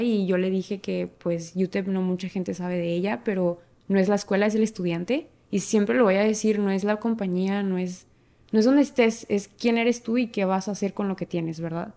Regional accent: Ciudad Juárez, Chihuahua, Mexico; soy de México, vivo en la ciudad Juárez, Chihuahua, México y cruzo la frontera todos los días al Paso, Texas.

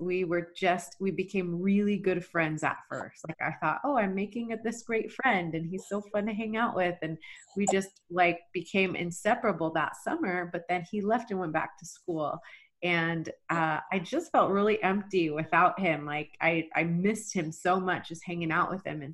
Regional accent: Texas, United States; moved away as an adult; also born or lived in Rexburg, Idaho / Boise, Idaho; I was born and raised in Texas

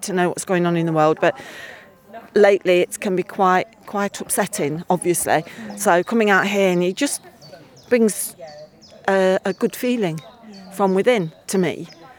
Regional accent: Leicester, East Midlands, United Kingdom

